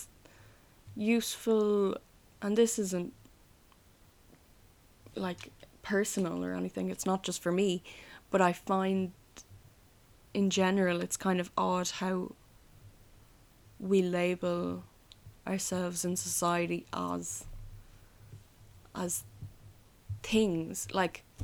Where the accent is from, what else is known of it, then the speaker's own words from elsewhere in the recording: Ireland; I am Irish, I guess, but it's only a part of me that's Irish